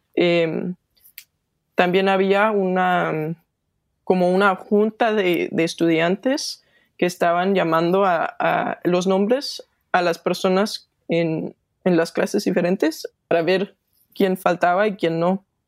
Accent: Denmark; Spanish is a second language; soy de Dinamarca

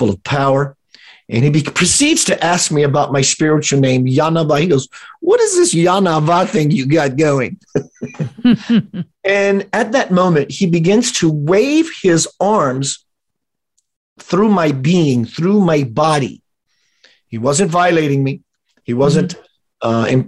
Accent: South Louisiana, United States; We're in South Louisiana, my hometown kind of setting

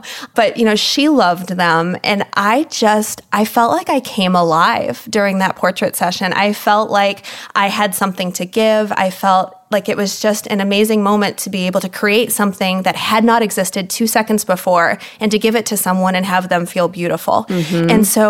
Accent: Germany; I grew up in Germany. My father was in the military.

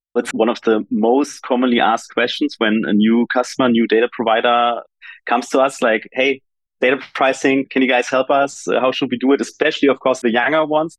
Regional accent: Germany; I come from Germany

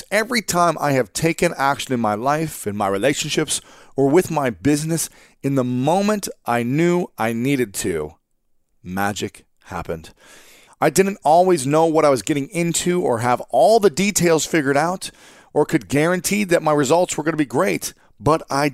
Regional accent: Columbus, Ohio, United States; moved away; my hometown in Columbus, Ohio, which is a different city from where I'm living right now

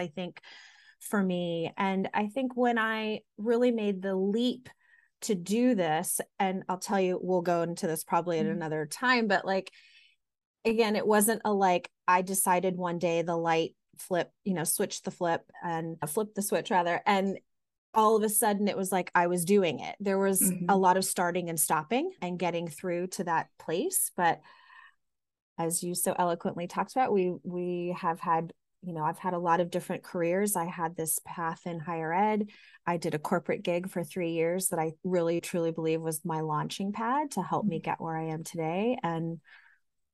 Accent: Irving, Texas, United States; now in Boston, United States; I grew up in Irving, Texas, which is a suburb of Dallas

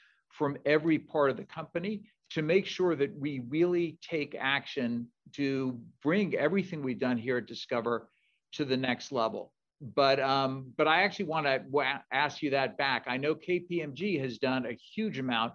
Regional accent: San Francisco, California, United States; moved away as an adult; also born or lived in Washington, D.C. / Hanover, New Hampshire / Wilmington, Delaware; I grew up in San Francisco, went east to college at Georgetown

